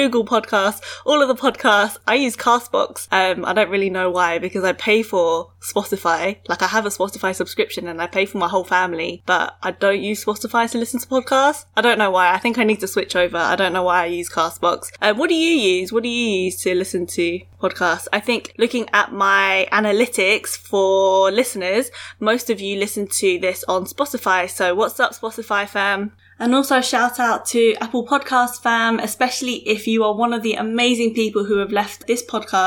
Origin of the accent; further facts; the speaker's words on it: United Kingdom; I'm British born Chinese